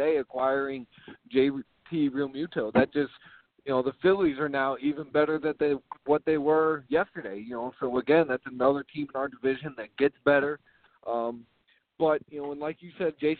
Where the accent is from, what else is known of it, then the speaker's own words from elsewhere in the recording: St. Louis, Missouri, United States; I'm from St. Louis